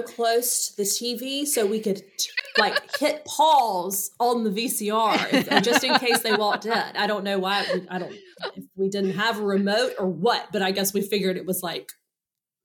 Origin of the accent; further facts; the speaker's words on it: Clinton, South Carolina, United States; I spent my first 12 years in Clinton, and then I moved to the beach. So I really got the best of both worlds. I had an upstate South Carolina upbringing and then low country.